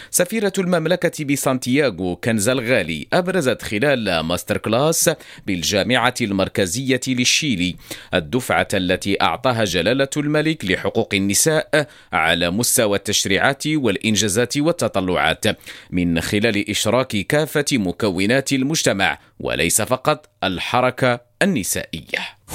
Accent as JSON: {"language": "Arabic", "country": "Morocco", "said": "استعداد ولابد احنا مغاربه مأصلين مغاربه دائما كنوجدوا لشهر رمضان المبارك"}